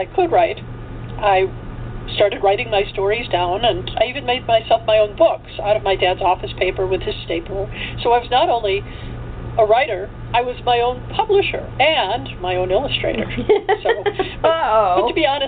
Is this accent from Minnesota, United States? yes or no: no; Chicago, Illinois, United States; I come from Chicago.